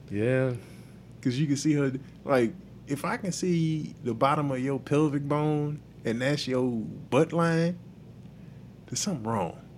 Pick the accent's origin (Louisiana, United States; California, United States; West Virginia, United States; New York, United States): Louisiana, United States; New Orleans; oh, I'm from New Orleans.